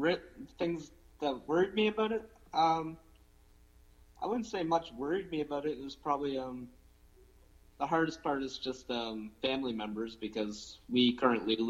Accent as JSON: {"language": "English", "town": "New Minas", "region": "Nova Scotia", "country": "Canada", "tie": "born or raised there", "moved": "as an adult", "lives_now": "Halifax, Canada", "said": "I'm from New Minas originally, like that's where I grew up."}